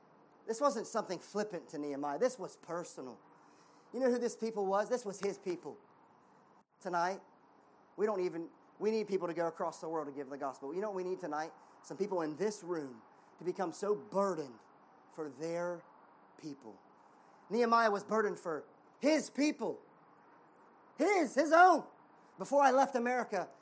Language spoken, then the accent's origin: English; United States; I'm American